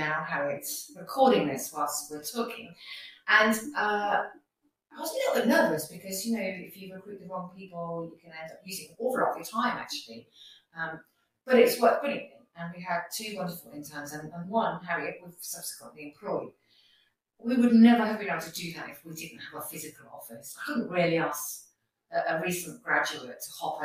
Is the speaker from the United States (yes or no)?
no; Northampton, East Midlands, United Kingdom; I'm a local person, so I'm from Northampton